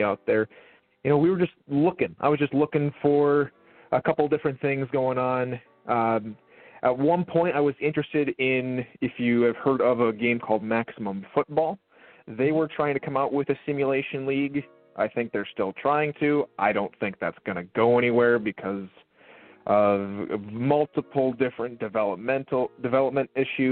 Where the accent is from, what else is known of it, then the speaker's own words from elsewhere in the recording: Minnesota, United States; I grew up in Minnesota